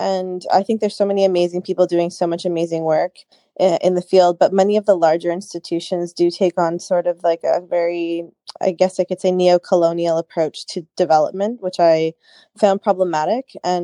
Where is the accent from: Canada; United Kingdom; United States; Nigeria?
Canada; I live in Canada. I grew up in Canada